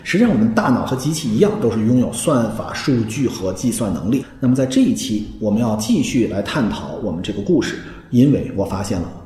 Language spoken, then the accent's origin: Chinese; China; 我们中国人认为叫上下五千年